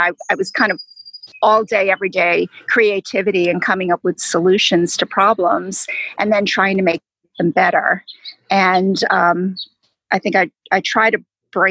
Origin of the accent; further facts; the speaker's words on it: New York, United States; moved away as an adult; now in Atlanta, United States; I'm from New York. I have a lot of family in New York